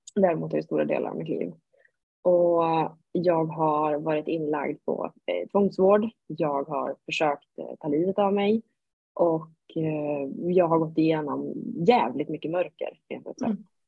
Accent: Sundsvall, Västernorrland County, Sweden; jag kommer upp från Norrland, Sundsvall.

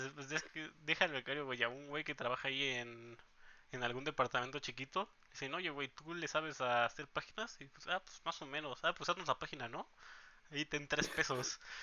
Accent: Oaxaca, Mexico; now in Guadalajara, Mexico; estuvimos todo el tiempo en Oaxaca y ahí crecimos

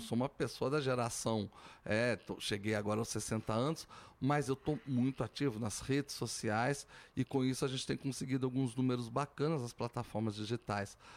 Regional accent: São João del-Rei, Minas Gerais, Brazil; moved away; also born or lived in Belo Horizonte; São João del Rei é a raiz, que vem do barroco mineiro

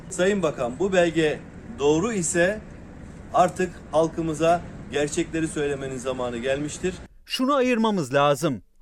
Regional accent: Ankara, Turkey; also born or lived in Malatya; Yok aslen Malatya doğumluyum ama e, büyümem, gençlik yıllarım, eğitimim e, ve meslek hayatım hep Ankara'da geçti.

